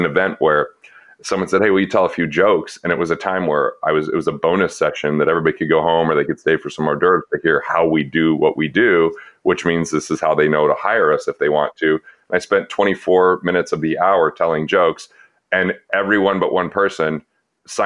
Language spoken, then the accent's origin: English; Utah, United States; I was growing up in Utah, not Mormon